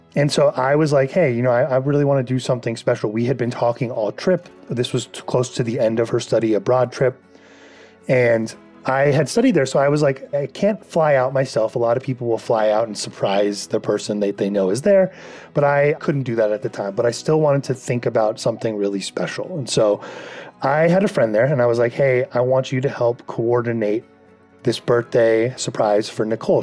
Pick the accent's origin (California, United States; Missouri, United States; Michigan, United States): California, United States; Calabasas; I'm from Calabasas, California